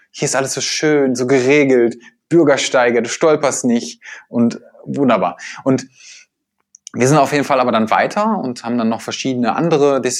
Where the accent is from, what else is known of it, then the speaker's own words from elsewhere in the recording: Essen, North Rhine-Westphalia, Germany; und ich komme ja auch aus Essen und äh, hier gibt's keine Berge und kein Meer.